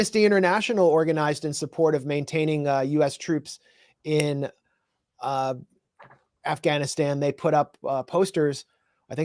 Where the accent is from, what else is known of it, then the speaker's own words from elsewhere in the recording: Washington, District of Columbia, United States; I grew up in Tacoma, D.C., Tacoma Brightwood, on the other side of the border, the Maryland side